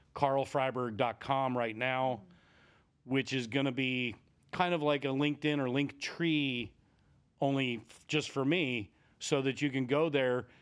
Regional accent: Lancaster, Pennsylvania, United States; I grew up just outside the Amish country in Lancaster, Pennsylvania.

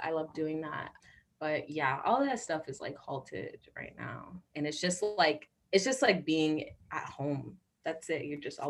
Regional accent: Miami, Florida, United States; I'm originally from Florida. I was born there in Miami. And a lot of my family is still down there.

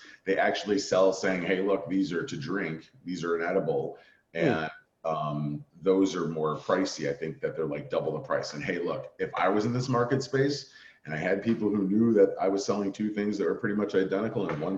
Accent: Chicago, Illinois, United States; now in Washington, United States; I'm from Chicago.

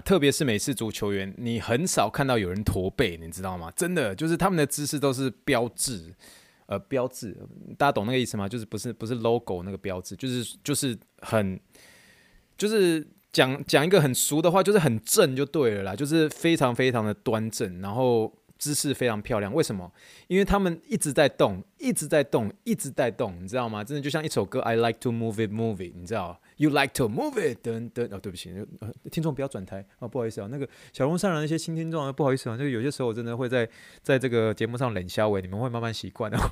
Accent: Taiwan; 我以前在国中、高中的时候，我们都是用侧背的一个背包。那，那没有办法，因为以前你知道在台湾念国高中的时候

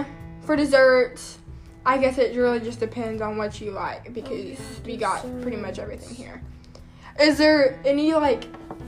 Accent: Texas, United States

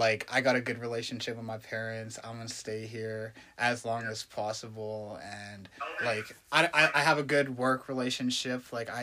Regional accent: Calgary, Alberta, Canada; also born or lived in Red Deer, Alberta; I grew up here in Calgary.

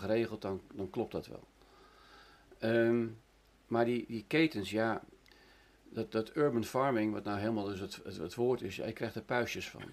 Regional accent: Netherlands; ik kom uit Nederland, en ik heb er heel veel gewerkt

